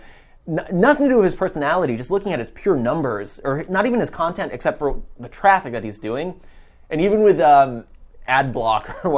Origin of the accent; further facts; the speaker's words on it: United States; I'm an American